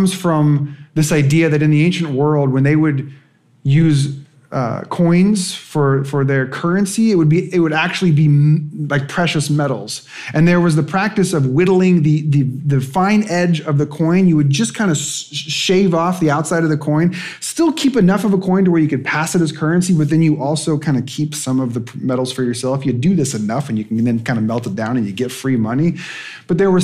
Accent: West Coast, United States; I'm from the West Coast

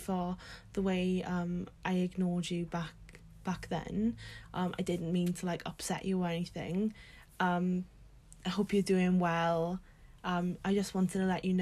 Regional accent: Swansea, Wales, United Kingdom; I'm from Swansea.

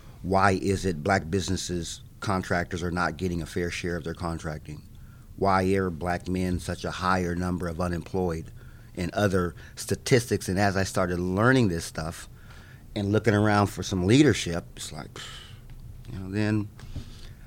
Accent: Manhattan, Kansas, United States; now in Topeka, United States; I grew up in Manhattan, Kansas, right down there

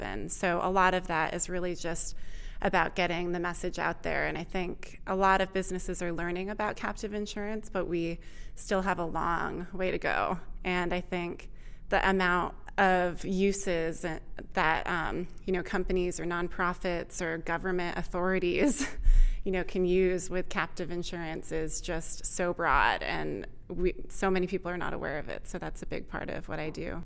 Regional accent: Vermont, United States; moved away as an adult; also born or lived in Austin, Texas; I grew up in Vermont

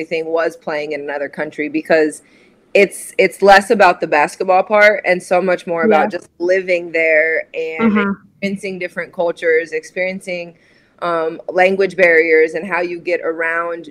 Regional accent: Nebraska, United States; moved away as an adult; also born or lived in Raleigh, North Carolina; I was born and raised in Nebraska, in a small farming community outside of Lincoln

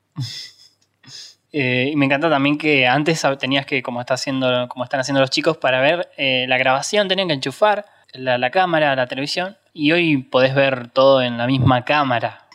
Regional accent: Argentina; los que somos de Argentina obviamente recordamos en el Virtual de Magic Kids

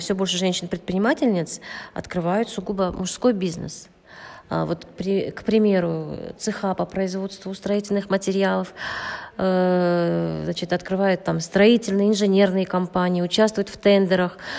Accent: Shymkent, Kazakhstan; я из э, города Шимкент

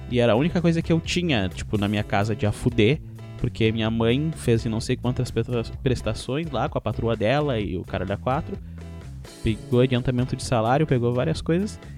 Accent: Rio Grande do Sul, Brazil; ele é gaúcho, e começam a me tirar por eu ser gaúcho. Mas graças a Deus eu não sou carioca

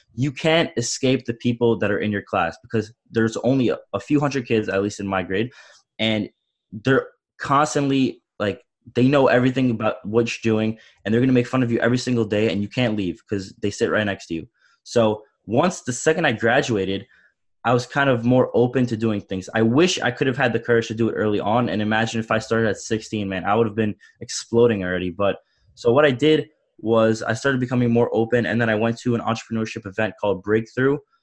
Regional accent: Long Island, New York, United States; I'm from Long Island, New York

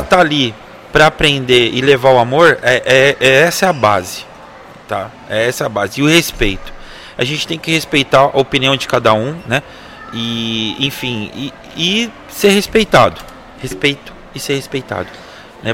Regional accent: Osasco, São Paulo, Brazil; nós somos de Osasco, né? Somos da cidade de Osasco.

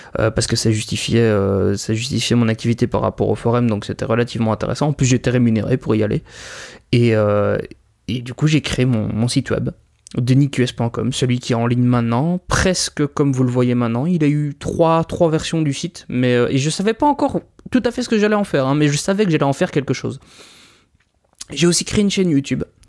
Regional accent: Belgium; je suis belge, hein, donc il va y avoir pas mal de références au système scolaire belge

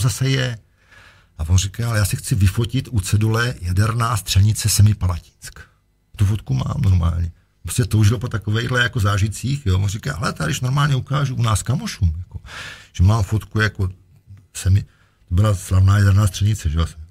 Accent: Czechia; jsem Čech

